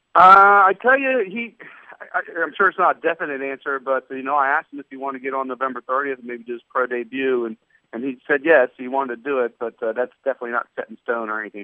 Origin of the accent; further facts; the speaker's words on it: Ohio, United States; moved away; I grew up wrestling in Ohio